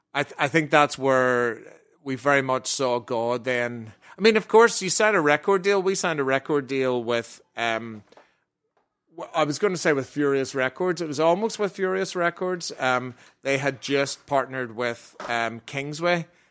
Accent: Ireland; we're Irish

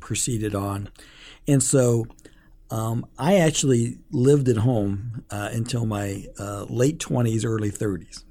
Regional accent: Omaha, Nebraska, United States; I grew up in North Omaha

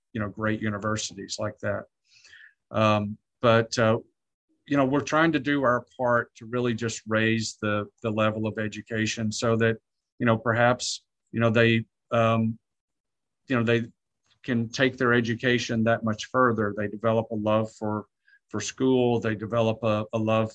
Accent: Arkansas, United States; also born or lived in Latin America / Ecuador; now in Texas, United States; I was raised in Arkansas, but I'm Ecuadorian at heart.

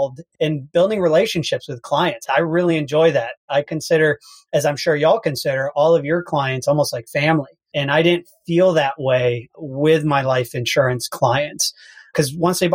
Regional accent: Houston, Texas, United States; I'm from Houston, Texas.

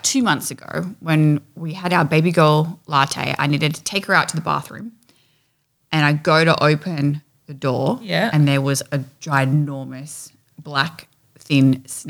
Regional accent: Australia; growing up in Australia

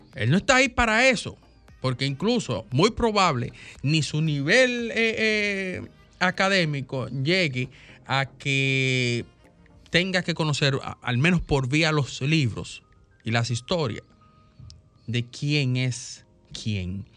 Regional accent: Dominican Republic; como dominicanos

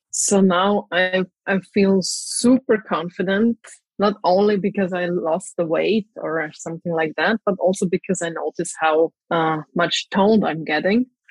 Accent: Graz, Styria, Austria; now in Zagreb, Croatia; I'm actually from Austria, from Graz, but currently I live in Zagreb in Croatia

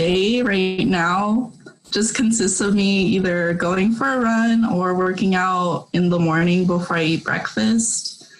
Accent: Stockton, California, United States; So I'm born and raised in Stockton, and I currently live with my family.

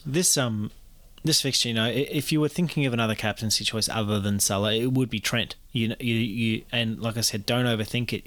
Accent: New Zealand; as a Kiwi

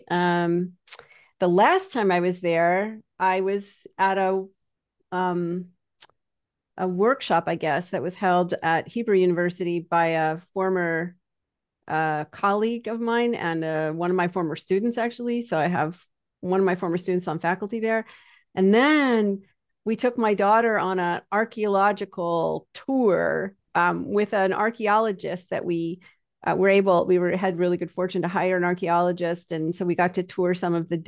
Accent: Canada; because I'm Canadian, but anybody who talks to me think will think I'm from New York.

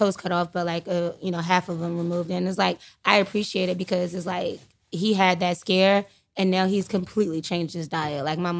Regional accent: Washington, District of Columbia, United States; We from uptown.

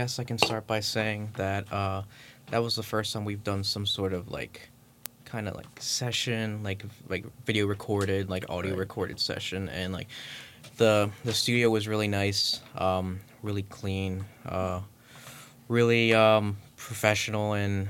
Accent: Ventnor City, New Jersey, United States; I'm from Ventnor, New Jersey, which is a town right outside of Atlantic City.

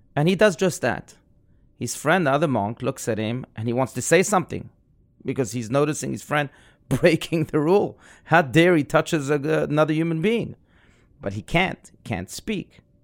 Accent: South Africa; I was raised in South Africa.

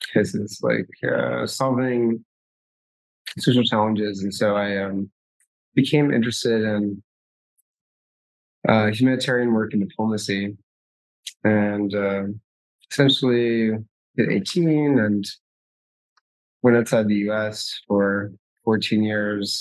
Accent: just outside New York City, New Jersey, United States; moved away as an adult; also born or lived in Sub-Saharan Africa / East Asia / Western Europe; I grew up just outside of New York City in New Jersey

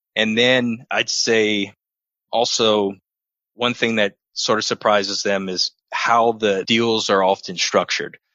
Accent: New Iberia, Louisiana, United States; moved away as an adult; I was born and raised in New Iberia, Louisiana, home of Tabasco

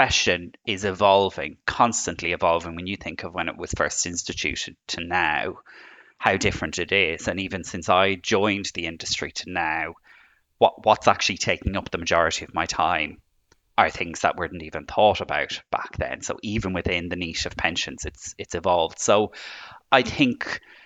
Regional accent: Ireland; as you can tell from my accent, I'm from Ireland.

